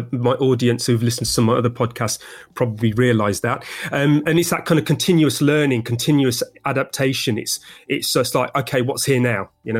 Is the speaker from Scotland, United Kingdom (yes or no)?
no; London, United Kingdom; From the same city and country as me, the Big Smoke, i.e. London, in good old Blighty, the United Kingdom.